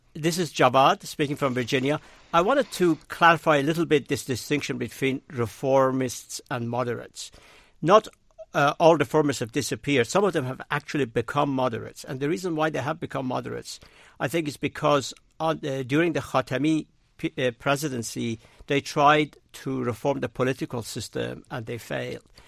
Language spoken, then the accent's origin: English; Razavi Khorasan, Iran; now in United States; I'm originally from Iran, but I actually was, uh, born and raised in Khorasan in the east, not in Isfahan.